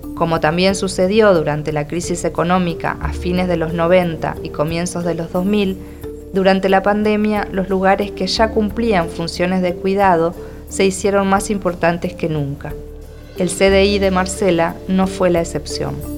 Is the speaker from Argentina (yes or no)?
yes; Argentina; soy argentina y escritora.